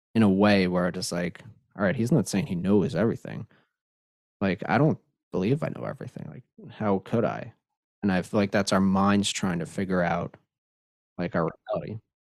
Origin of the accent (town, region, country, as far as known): Long Island, New York, United States